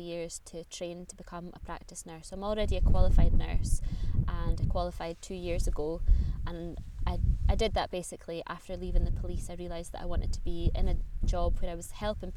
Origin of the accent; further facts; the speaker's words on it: Aberdeenshire, Scotland, United Kingdom; moved away as an adult; also born or lived in Aviemore; now in Edinburgh, United Kingdom; I grew up in Aberdeenshire, which is the northeast of Scotland